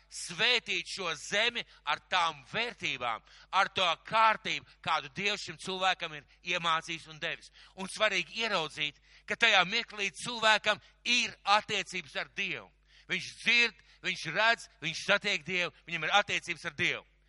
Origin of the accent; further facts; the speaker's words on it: Latvia; es vienkārši piedzimu Latvijā.